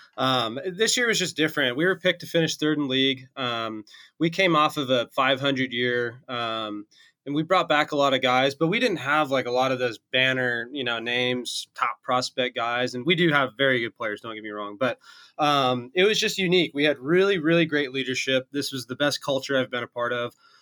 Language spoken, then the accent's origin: English; Vancouver, Washington, United States; I grew up in Vancouver, Washington, just right across the bridge from Portland there